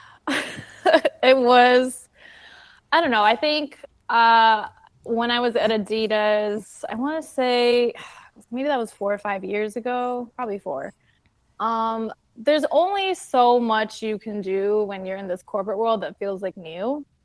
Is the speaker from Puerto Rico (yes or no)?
yes; Puerto Rico; I'm from Puerto Rico